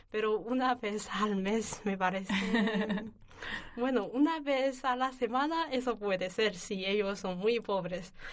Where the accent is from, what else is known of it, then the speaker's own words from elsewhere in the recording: Northeast China, China; Spanish is a second language; moved away as an adult; now in Alcalá de Henares, Spain; yo soy de noreste de China